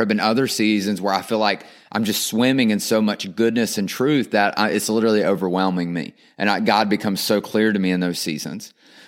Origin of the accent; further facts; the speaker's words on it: North Carolina, United States; accent: twang; Now, I'm from North Carolina. That's why I got this twang.